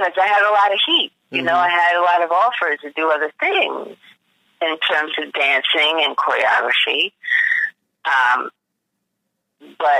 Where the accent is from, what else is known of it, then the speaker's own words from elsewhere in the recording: New York, United States; moved away; I'm from New York